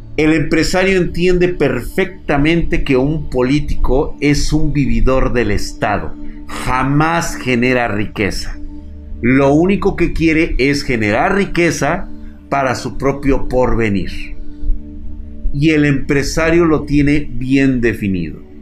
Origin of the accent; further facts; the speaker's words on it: Mexico; nosotros como mexicanos